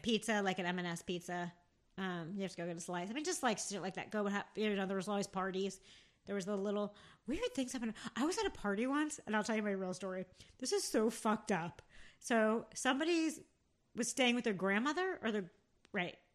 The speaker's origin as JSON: {"language": "English", "town": "Rockaway", "region": "New Jersey", "country": "United States", "tie": "born or raised there", "said": "grew up, well, Rockaway, New Jersey"}